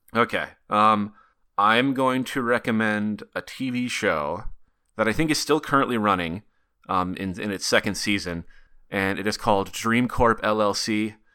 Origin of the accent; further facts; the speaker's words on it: Montana, United States; Bozeman, Montana, which is about an hour and a half from where I grew up.